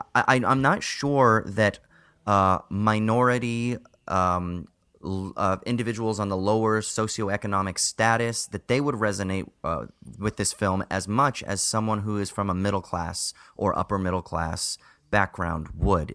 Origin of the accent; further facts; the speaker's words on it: Southern Orange County, California, United States; I grew up in a neighborhood just like that. I'm from Southern Orange County, right? So I grew up in Yuppieville